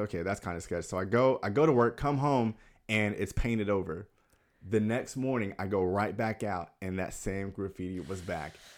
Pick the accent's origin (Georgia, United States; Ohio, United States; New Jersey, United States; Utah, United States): Georgia, United States; Atlanta; moved away as an adult; now in Los Angeles, United States; I'm from Atlanta. So I grew up in Atlanta, um, moved out to L A actually a year, six years ago today